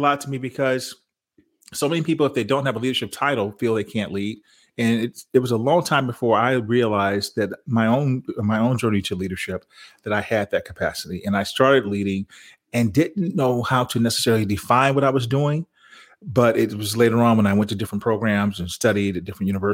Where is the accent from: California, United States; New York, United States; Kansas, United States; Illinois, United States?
Illinois, United States; Chicago; now in Texas, United States; I'm from Chicago and I live in Texas now